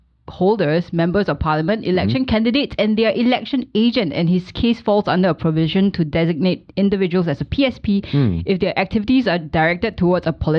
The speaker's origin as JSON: {"language": "English", "country": "Singapore", "said": "I was from Singapore"}